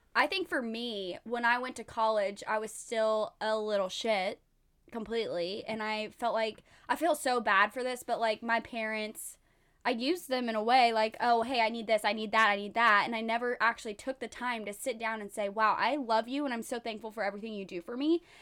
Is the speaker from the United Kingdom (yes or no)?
no; Texas, United States; moved away; I'm from Texas